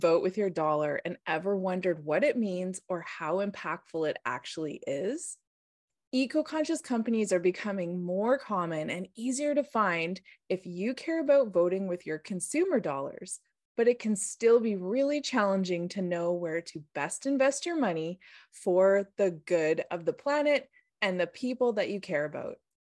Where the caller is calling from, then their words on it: British Columbia, Canada; I'm calling in from the Sayux territory in the Okanagan.